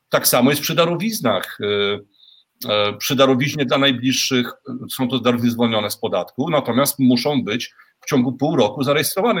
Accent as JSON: {"language": "Polish", "country": "Poland", "moved": "yes", "lives_now": "Moldova", "said": "ja mieszkam na stałe w Mołdawii za granicą i nawet tutaj w Mołdawii, e, jak słyszą, że jestem z Polski"}